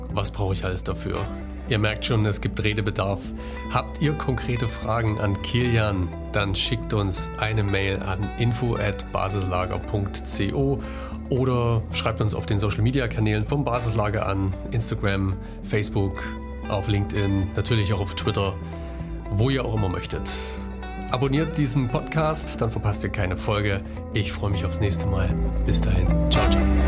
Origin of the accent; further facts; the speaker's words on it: Germany; bei uns in Deutschland